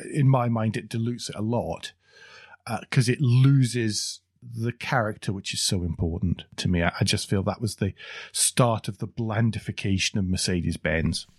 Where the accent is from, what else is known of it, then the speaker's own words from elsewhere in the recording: United Kingdom; we're both British